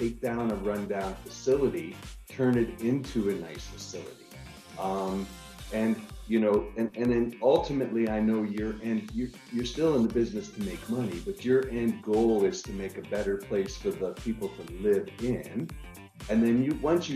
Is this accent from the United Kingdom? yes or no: no; Niagara Falls, Ontario, Canada; now in Austin, United States; I live in Austin, Texas right now. I'm originally from Niagara Falls, Canada.